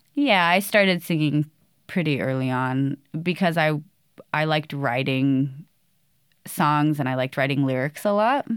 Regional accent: Boise, Idaho, United States; I grew up here. I moved here when I was a little kid

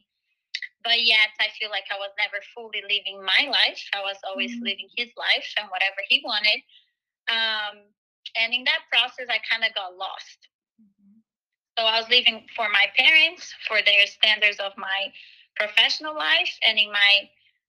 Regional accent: Brazil; moved away as an adult; now in United States; So I'm actually originally from Brazil. I came to the U.S. when I was 18.

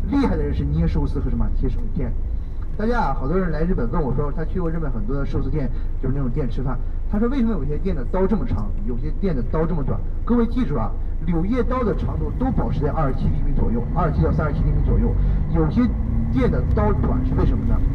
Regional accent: China; moved away as an adult; now in Japan

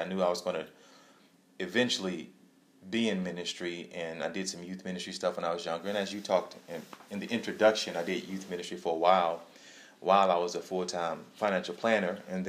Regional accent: Houston, Texas, United States; I grew up in the Houston area.

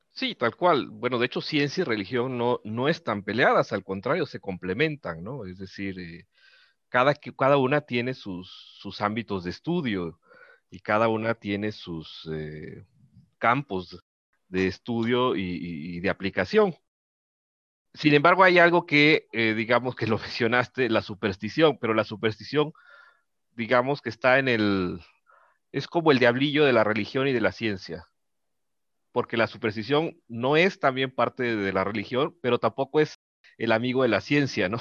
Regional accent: Mexico; como mexicanos

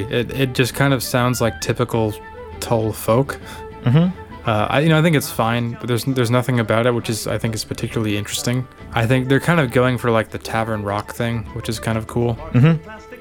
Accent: Texas, United States; in Texas where I grew up

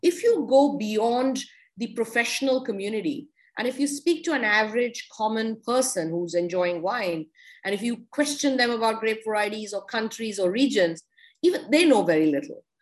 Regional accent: India; even as an Indian

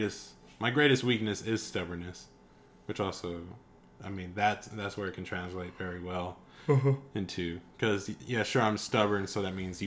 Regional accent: North West England, United Kingdom; And I'd be like, I'm actually from Manchester, England. Well, actually, just a small town outside of Manchester.

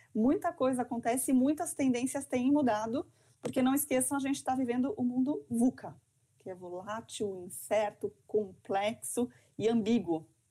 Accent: São Paulo, Brazil; moved away as an adult; now in Santa Catarina, Brazil; sou paulistana

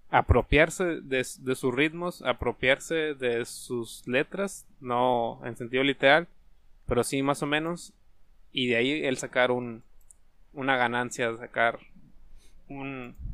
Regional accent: Mexico

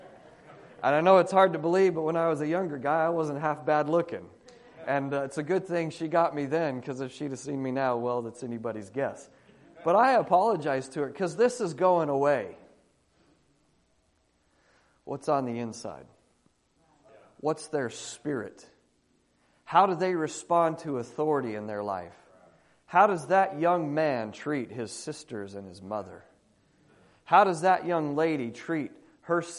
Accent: Australia; moved away as an adult; now in United States; as an Australian looking into American culture, because I've been there 20 years looking into American culture

